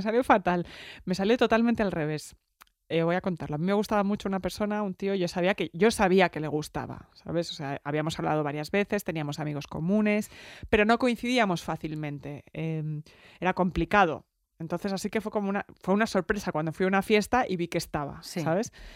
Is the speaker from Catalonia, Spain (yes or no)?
yes; Barcelona, Catalonia, Spain; soy de Barcelona